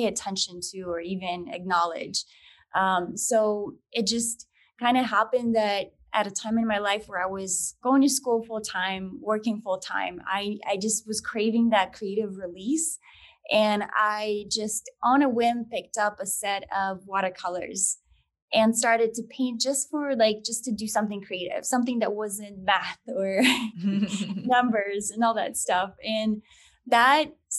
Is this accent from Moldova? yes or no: yes; Moldova; now in United States; I'm originally from Moldova. It's a small country in Eastern Europe. And my parents and I immigrated back in 2002.